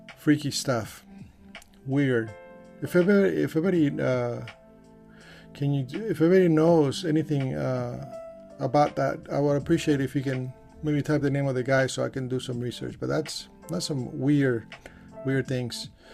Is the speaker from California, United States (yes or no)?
yes; California, United States; I'm from California